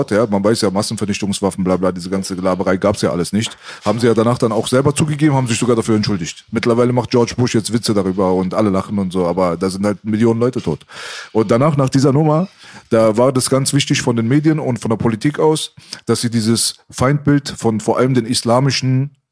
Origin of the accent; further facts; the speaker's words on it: Iran; now in Germany; Also wenn ich jetzt gesagt habe, ich bin Iraner, haben sie gesagt, aber bist du nicht hier geboren? Habe ich gesagt, nein, ich bin hier nicht geboren.